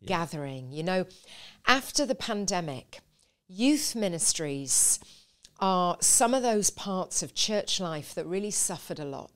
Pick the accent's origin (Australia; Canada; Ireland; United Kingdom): United Kingdom; a little village in the north of England; now in London, United Kingdom; I was born in a little village